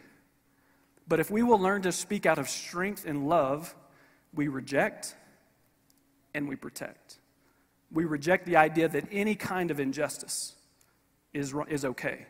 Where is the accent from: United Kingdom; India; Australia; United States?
United States; Paris, Kentucky; I'm from Paris, Kentucky